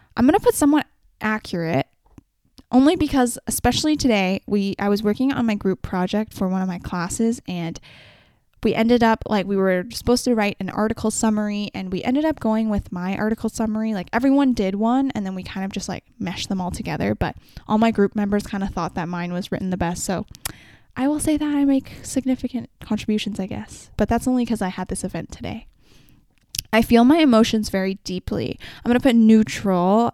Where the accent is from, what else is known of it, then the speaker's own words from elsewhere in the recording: Vancouver, British Columbia, Canada; I come from Vancouver and I come from a very specific population of people